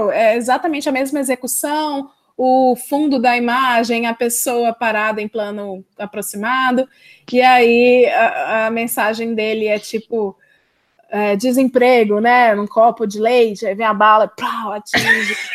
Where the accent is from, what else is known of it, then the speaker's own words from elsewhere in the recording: Ceará, Brazil; now in São Paulo, Brazil; É, sou do Ceará, moro em São Paulo há.